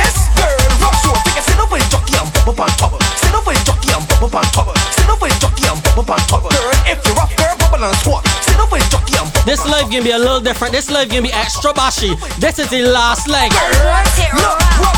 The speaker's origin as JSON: {"language": "English", "country": "Barbados", "said": "I'm from Barbados"}